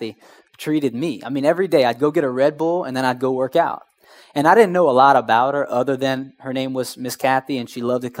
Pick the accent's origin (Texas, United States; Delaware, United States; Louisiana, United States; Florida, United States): Louisiana, United States; Houma; I'm from Houma